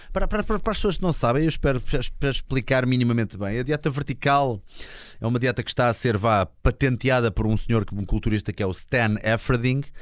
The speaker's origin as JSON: {"language": "Portuguese", "town": "Linda-a-Velha", "region": "Lisbon", "country": "Portugal", "said": "eu sou de Linda Velha"}